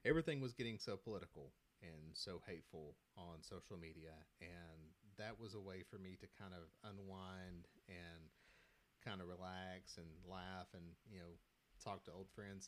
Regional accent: Virginia, United States; moved away; my hometown of back in Virginia

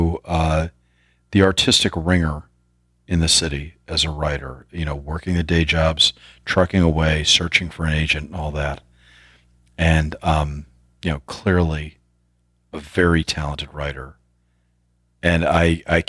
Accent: New York City, New York, United States; I was raised in the city, but then we moved to Brooklyn like everybody else

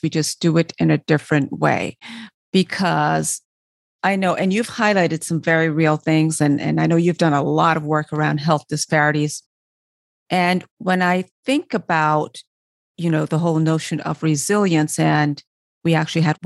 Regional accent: Barbados; I'm from Barbados, West Indies.

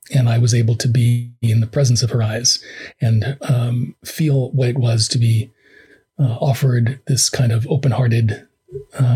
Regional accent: New York City, New York, United States; I grew up in a New York just before crack

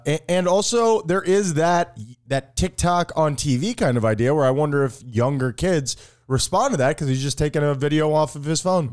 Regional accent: Miami, Florida, United States; we're from Miami.

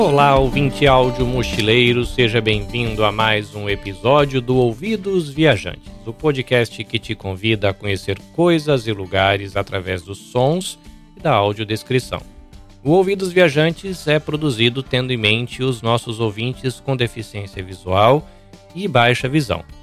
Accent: Brazil; now in Japan; eu sou brasileiro ou espanhol

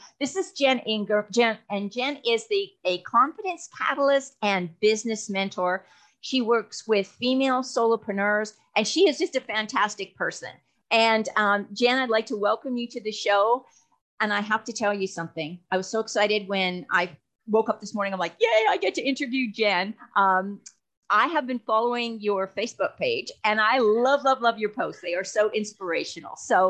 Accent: Canada; now in Texas, United States; I came from Canada to Texas. That was a culture shock.

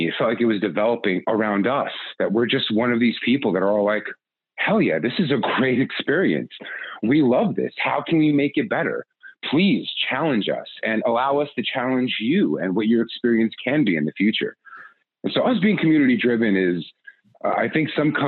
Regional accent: New York, United States; I'm a New Yorker

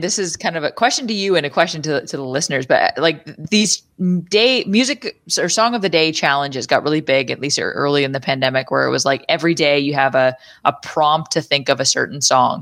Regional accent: Deep River, Ontario, Canada; also born or lived in Arnprior, Ontario; I grew up in Deep River and then we moved to Arm Prior.

